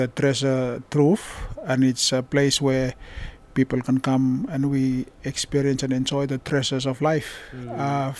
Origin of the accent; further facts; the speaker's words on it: Vanuatu; now in Bourke, Australia; Well, I'm from Vanuatu, and I came to Australia 7 years ago.